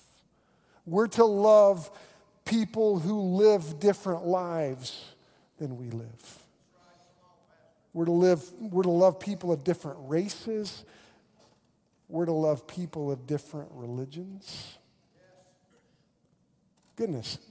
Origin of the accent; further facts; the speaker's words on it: Oklahoma, United States; I'm a pastor from Oklahoma